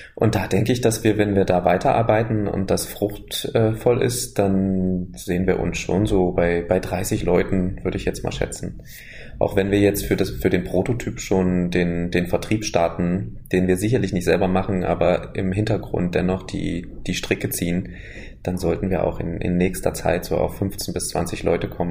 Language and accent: German; Berlin, Germany; Ich komme aus Berlin und die Firma ist in Halle